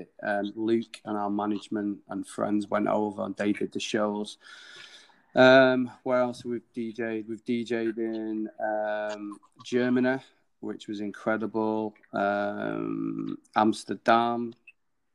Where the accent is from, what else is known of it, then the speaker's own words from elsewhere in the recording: Manchester, North West England, United Kingdom; it's an incredible city to be in and be born